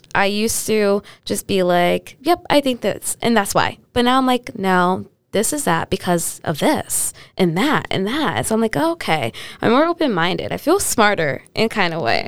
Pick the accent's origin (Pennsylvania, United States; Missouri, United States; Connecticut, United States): Connecticut, United States; New Britain; I'm grew up in, I'm growing up in New Britain on the East Side